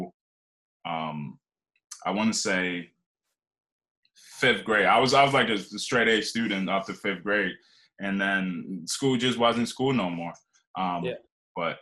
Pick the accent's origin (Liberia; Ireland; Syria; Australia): Liberia; moved away; also born or lived in Philadelphia, Pennsylvania / Scranton, Pennsylvania; I grew up in West Africa in Liberia